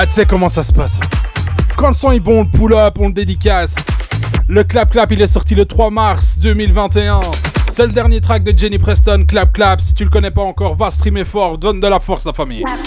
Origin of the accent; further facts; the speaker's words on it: Belgium; je viens tout droit de la Belgique